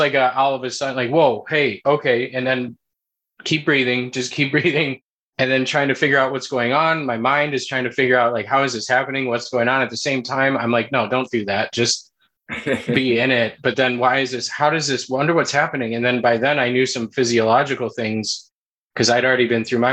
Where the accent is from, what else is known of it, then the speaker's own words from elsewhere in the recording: United States; also born or lived in San Diego; growing up in the States